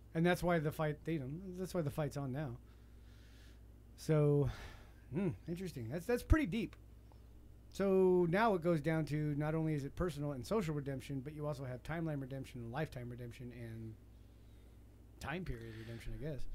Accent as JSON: {"language": "English", "country": "United States", "said": "I'm American."}